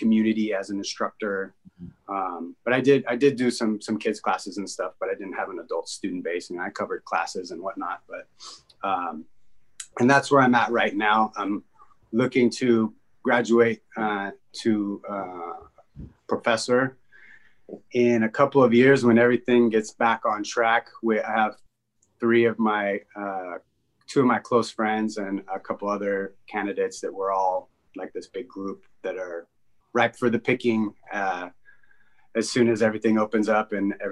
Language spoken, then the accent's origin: English; Sacramento, California, United States; now in San Francisco Bay Area, United States; I took a short trip, from about kindergarten to seventh grade, eighth grade to Sacramento with my mother